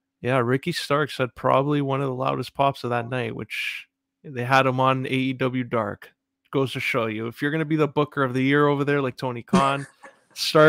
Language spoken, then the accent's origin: English; Canada; as a Canadian